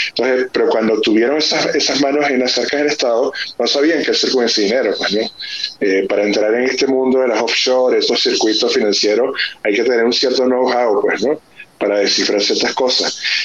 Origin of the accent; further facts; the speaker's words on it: Venezuela; muchos de mis compatriotas migrantes